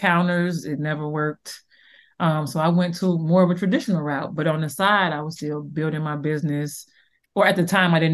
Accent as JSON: {"language": "English", "town": "Chicago", "region": "Illinois", "country": "United States", "tie": "born or raised there", "said": "I'm from Chicago, Southside, of Chicago. And I grew up on the Magnificent Mile"}